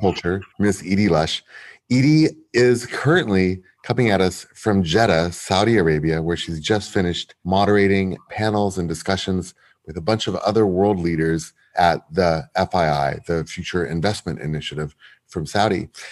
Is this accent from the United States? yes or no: no; London, United Kingdom; moved away; I am still a Londoner at heart very much.